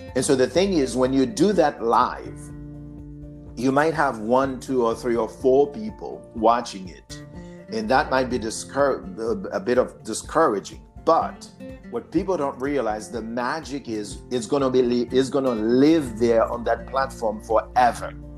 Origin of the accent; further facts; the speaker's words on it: Haiti; accent: Haitian; English is a second language; now in United States; my accent, because I'm Haitian